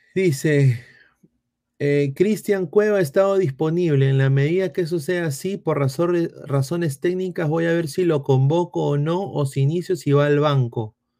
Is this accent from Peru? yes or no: yes; Peru; soy peruano